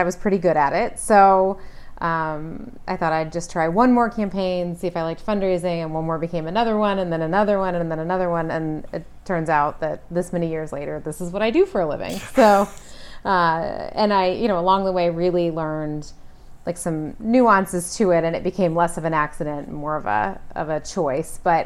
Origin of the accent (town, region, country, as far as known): Kansas, United States; born or raised there; moved away